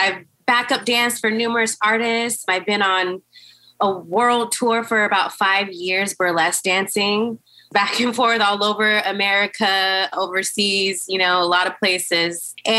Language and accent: English; California, United States; But I'm from California, in my late 20s. I'm just, you know, fun-loving girl out